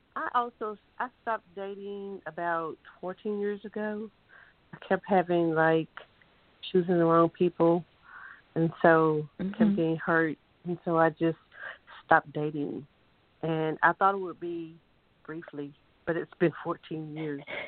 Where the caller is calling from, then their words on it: Nicholasville, Kentucky, United States; I'm calling from Nicholasville, Kentucky